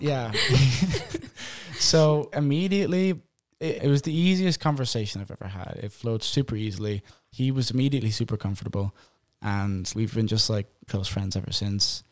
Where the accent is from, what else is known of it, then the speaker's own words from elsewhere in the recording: Ireland; moved away as an adult; now in United States; I'm Irish